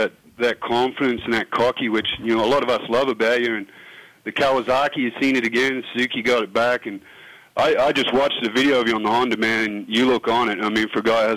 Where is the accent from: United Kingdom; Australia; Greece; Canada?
Australia; I'm an Aussie